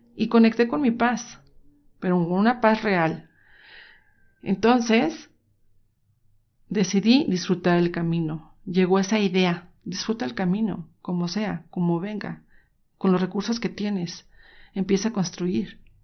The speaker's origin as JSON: {"language": "Spanish", "town": "Guadalajara", "region": "Jalisco", "country": "Mexico", "tie": "born or raised there", "said": "soy mexicana, nací en Guadalajara, Jalisco"}